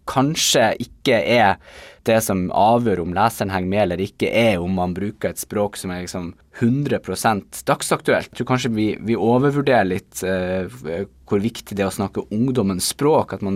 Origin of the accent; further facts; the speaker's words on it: Nordland, Norway; accent: Bodø dialect; now in Tromsø, Norway; min dialekt som jo er Bodø-dialekter, som etter hvert er blitt litt utvanna av en god del år eh, som jeg har bodd i Tromsø.